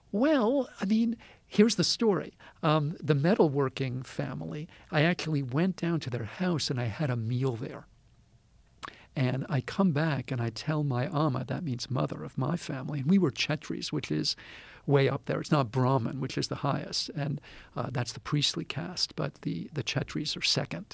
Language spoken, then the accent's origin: English; United States; I'm this American